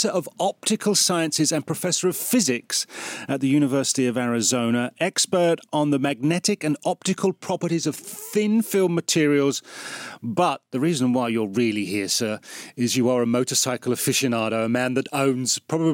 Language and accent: English; United Kingdom; as a Brit